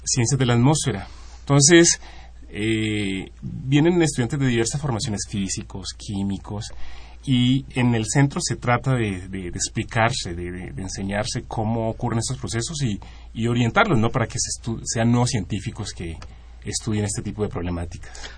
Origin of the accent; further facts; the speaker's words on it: Colombia; moved away as an adult; now in Mexico; Yo soy de Colombia